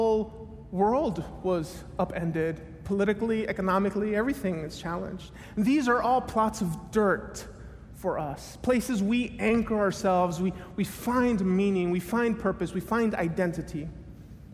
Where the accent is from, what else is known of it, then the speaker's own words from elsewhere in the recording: Miami, Florida, United States; moved away as an adult; also born or lived in Tennessee; I grew up in Miami, went to school in Tennessee